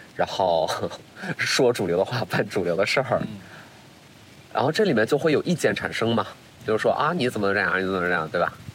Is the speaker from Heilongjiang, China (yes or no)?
yes; Qiqihar, Heilongjiang, China; moved away; 我会很贪恋我自己东北人的身份